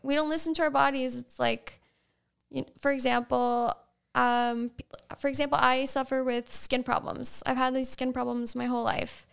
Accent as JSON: {"language": "English", "town": "Sag Harbor", "region": "New York", "country": "United States", "tie": "born or raised there", "also_born_or_lived": "Southampton, New York / East Hampton, New York / Costa Rica", "said": "I was born in Southampton Hospital, grew up on top of Sag Harbor Pharmacy until I was about six years old, went to Sag Harbor Elementary"}